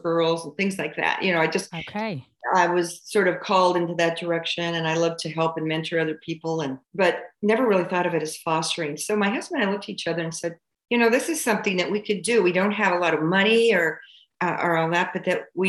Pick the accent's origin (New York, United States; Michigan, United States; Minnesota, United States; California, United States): California, United States; I was born and raised in California